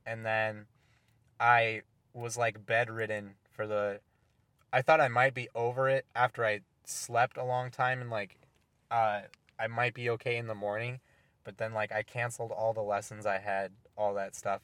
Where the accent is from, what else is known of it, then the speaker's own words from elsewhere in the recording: Oregon, United States; moved away; when I was growing up in Oregon before I moved here